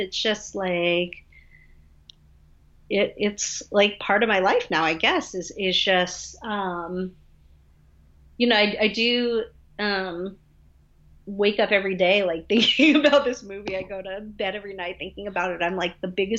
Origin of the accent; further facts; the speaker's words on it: Atlanta, Georgia, United States; I happen to live in Atlanta